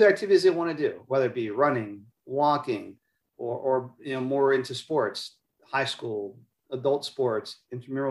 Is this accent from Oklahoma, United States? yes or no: no; Maryland, United States; moved away as an adult; also born or lived in Philadelphia; now in Tampa, United States; I grew up in the Northeast in Maryland, did my schooling and training in Philadelphia